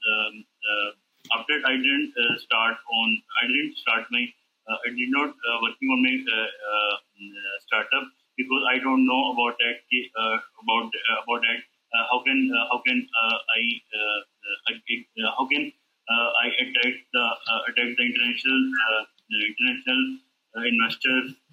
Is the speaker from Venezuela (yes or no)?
no; Lahore, Punjab, Pakistan; I'm from Lahore